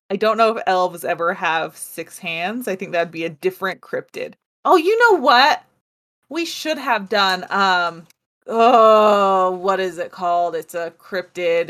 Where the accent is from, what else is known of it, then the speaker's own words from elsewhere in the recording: United States; I am very American